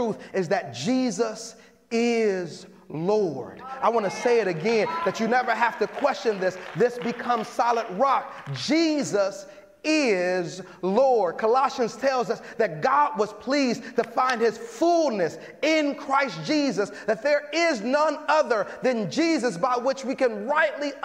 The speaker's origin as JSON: {"language": "English", "town": "Chicago", "region": "Illinois", "country": "United States", "moved": "yes", "lives_now": "San Jose, United States", "said": "I'm from Chicago"}